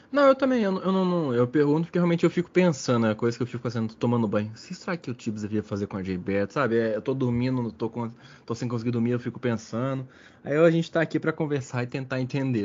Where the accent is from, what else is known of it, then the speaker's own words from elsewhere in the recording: Belo Horizonte, Minas Gerais, Brazil; A gente é de Belo Horizonte